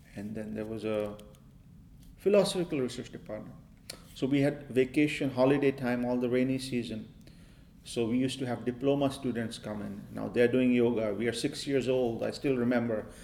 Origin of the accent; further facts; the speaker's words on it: Maharashtra, India; I grew up in India and I grew up in a yoga